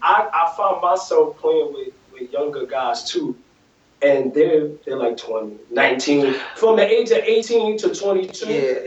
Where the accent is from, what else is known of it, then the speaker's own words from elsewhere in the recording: New York, United States; "Yeah, man, I grew up here in Harlem as a point guard.